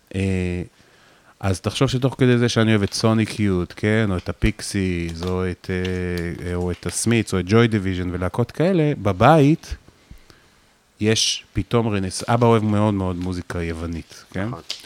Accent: Afula, Northern District, Israel; moved away; גבעת המורה היה מקום מאוד בודד בו להיות אה, מישהו שהוא רגיש

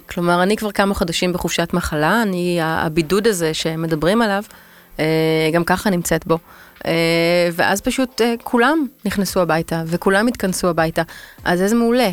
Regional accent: Tel Aviv, Tel Aviv District, Israel; אני תל אביבית

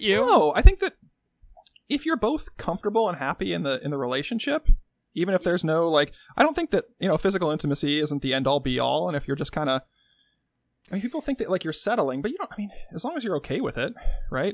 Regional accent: Midwest, United States; accent: Midwestern; first language English; my mother tongue is like Midwestern dialect

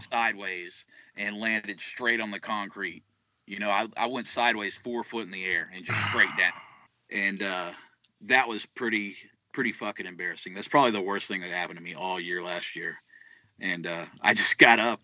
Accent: South Texas, United States; I'm from I'm from South Texas

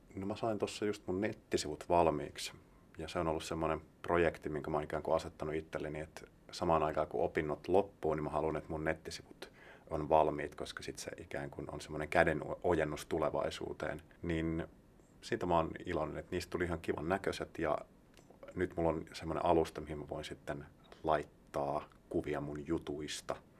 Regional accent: Heinola, Päijänne Tavastia, Finland; now in Helsinki, Finland; Mä oon siis Heinolasta, joka on tämmönen, siihen aikaan oli ehkä yhdeksäntoistatuhannen, kahdenkymmenen tuhannen ihmisen kaupunki

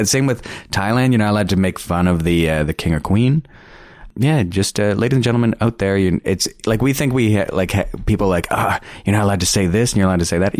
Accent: Canada; the only reason why we're allowed to perform is because we're Canadian.

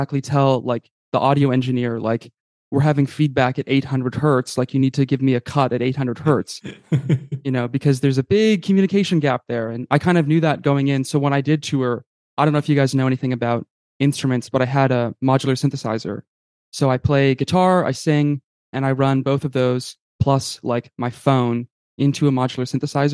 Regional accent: Saskatchewan, Canada; moved away as an adult; also born or lived in Montreal; I'm from Saskatchewan

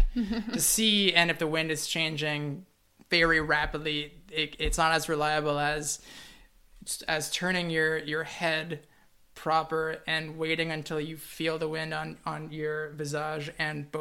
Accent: Toronto, Ontario, Canada; I'm from Toronto, the city proper

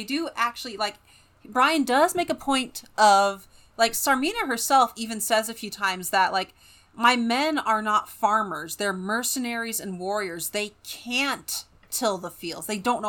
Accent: United States; I am an American.

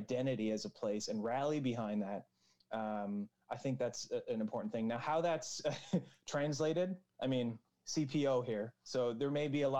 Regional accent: Newfoundland and Labrador, Canada; as Newfoundlanders and as a Newfoundlander and Labradorian

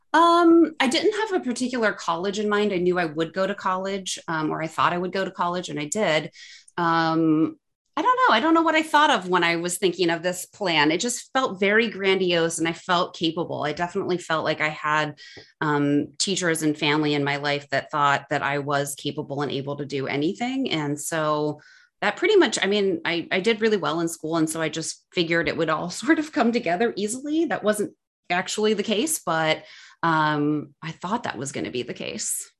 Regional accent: suburbs of Cleveland, Ohio, United States; moved away as an adult; now in Chicago, United States; I grew up in Ohio, so kind of like suburbs of Cleveland, between Akron and Cleveland.

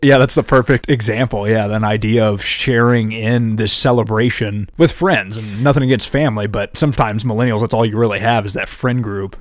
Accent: Iowa, United States; moved away; I'm from Iowa

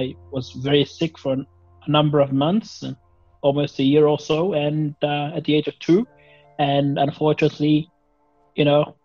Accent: Australia; also born or lived in Somalia; I was born in Somalia, but I came to Australia very, very young, about 3.5 or 4.5 years old, back in 1996.

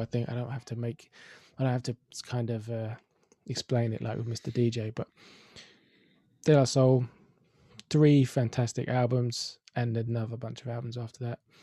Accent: London, United Kingdom; I'm from Finsbury Park

